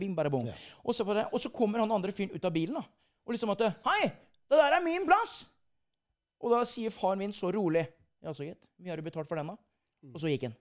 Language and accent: Norwegian; Sarpsborg, Østfold, Norway; moved away as an adult; now in Bergen, Norway; jeg er jo stolt av eh, den hjemplassen min, Sarpsborg